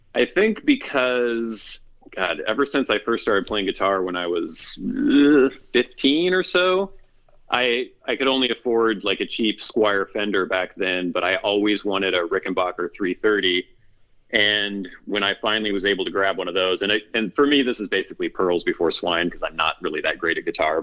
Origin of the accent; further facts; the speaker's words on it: Bellingham, Washington, United States; also born or lived in Oregon / Southern California; I'm from pretty much the Pacific Northwest. It's where I've spent most of my life. I was born in Oregon, but my family's all from around the Bellingham, Washington area, and that's mostly where I've lived